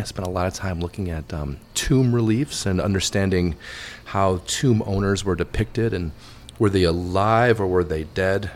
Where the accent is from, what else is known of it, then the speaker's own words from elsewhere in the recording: Wayne, Illinois, United States; moved away as an adult; also born or lived in London; I grew up in the Chicago suburbs. Um, yeah. The town I was born was called Wayne, Illinois